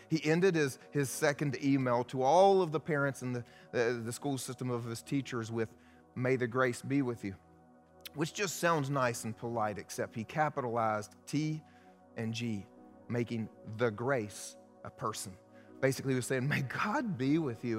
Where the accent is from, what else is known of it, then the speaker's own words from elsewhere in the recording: the Bible Belt, United States; I grew up here in the Bible Belt